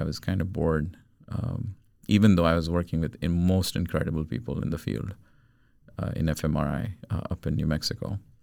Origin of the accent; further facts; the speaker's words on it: India; moved away as an adult; also born or lived in United States / Rochester; now in Sweden; I was born in India. I grew up in India till I was about 20, 21 years old. And I moved to the States to study my master's.